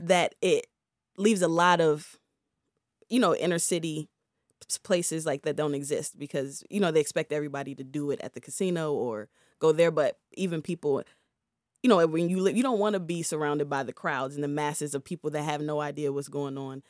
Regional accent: Prince George's County, Maryland, United States; moved away as an adult; also born or lived in Washington State; I'm from, uh, P G County.

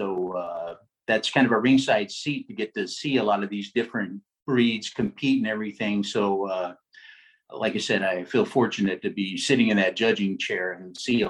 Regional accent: Los Angeles, California, United States; When I was a kid, I grew up actually coursing in the Los Angeles area. So Los Angeles, Orange County, Huntington Beach, around the LAX airport, Santa Ana.

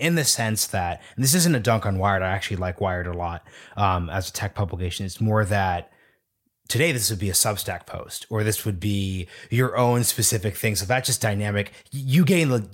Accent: Oregon, United States; I'm from Oregon

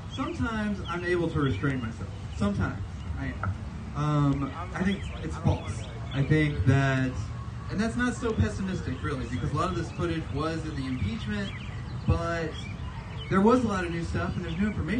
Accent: Columbia, Missouri, United States; I was born in Columbia, the hospital right over there actually

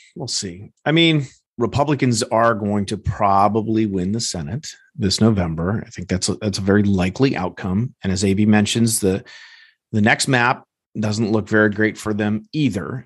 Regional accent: Evanston, Illinois, United States; my hometown here in Evanston, Illinois

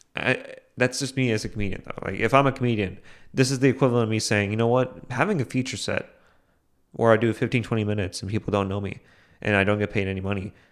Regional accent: India; as an Indian

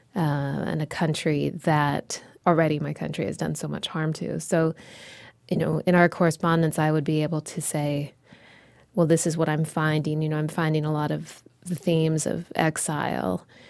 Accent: United States; as an American poet

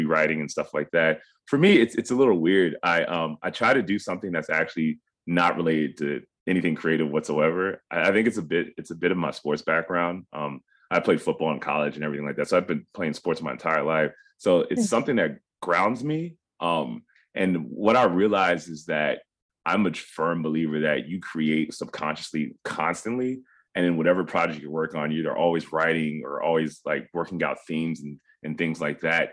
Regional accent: Cincinnati, Ohio, United States; we were raised in a pretty small kind of tightly knit Ghanaian community in Cincinnati, Ohio

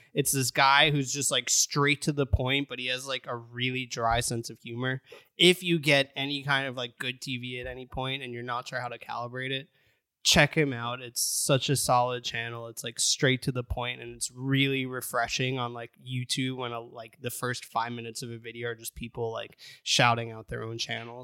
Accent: United States; As an American

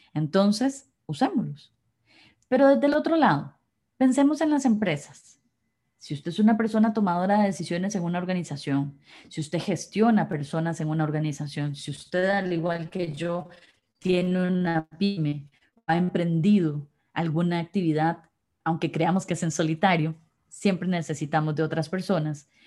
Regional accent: Costa Rica; somos costarricenses

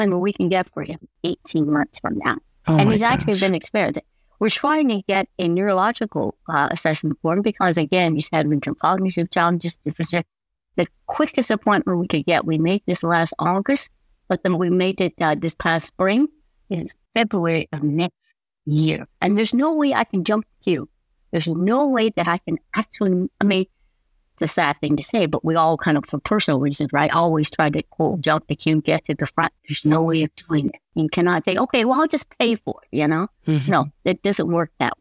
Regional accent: United States; moved away as an adult; now in Canada; My family came over when I was very small, so I was raised mostly in the U.S.

